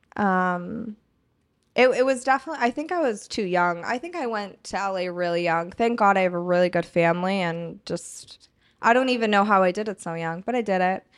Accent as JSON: {"language": "English", "town": "Boston", "region": "Massachusetts", "country": "United States", "tie": "born or raised there", "moved": "as an adult", "lives_now": "Los Angeles, United States", "said": "I don't know that I could live back in Boston"}